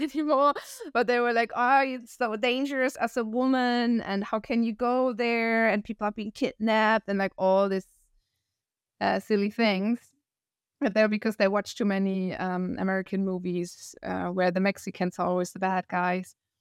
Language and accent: English; Northern Germany, Germany; accent: northern German; English is a second language; moved away as an adult; also born or lived in Hamburg / Costa Rica; I'm from the north, so from a city close to Hamburg, and I used to live in Hamburg for seven